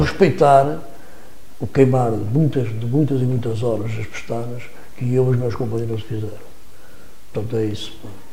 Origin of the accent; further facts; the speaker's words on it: Vila Nova de Gaia, Norte, Portugal; Gaia, e neste caso estou, estou a falar da minha terra